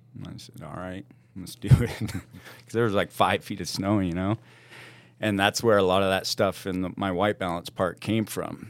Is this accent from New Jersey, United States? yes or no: no; Juneau, Alaska, United States; born or raised there; moved away; also born or lived in Washington